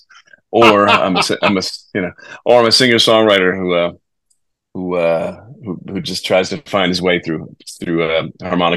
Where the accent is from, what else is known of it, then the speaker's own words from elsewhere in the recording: Bay Head, New Jersey, United States; also born or lived in Brooklyn, New York; I'm from New Jersey. I grew up in a town called Bayhead